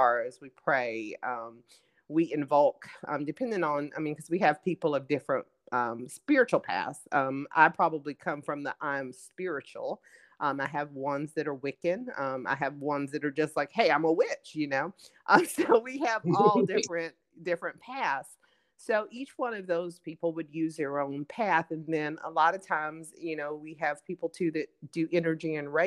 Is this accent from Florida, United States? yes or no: yes; Pensacola, Florida, United States; where I'm from the Bible Belt in Pensacola, Florida